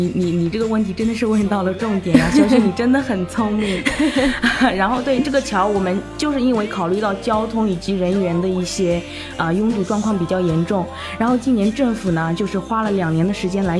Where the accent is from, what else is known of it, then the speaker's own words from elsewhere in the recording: Quanjiao, Anhui, China; moved away as an adult; now in Xiamen, China; 我是那个安徽滁州的，